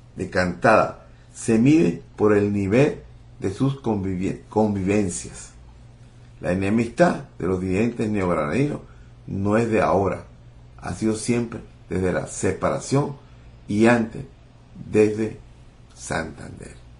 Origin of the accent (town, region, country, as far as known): Venezuela